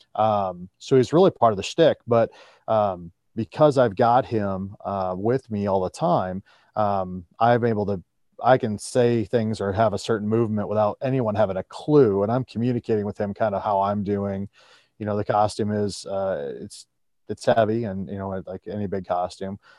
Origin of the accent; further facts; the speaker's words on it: Iowa, United States; my home state of Iowa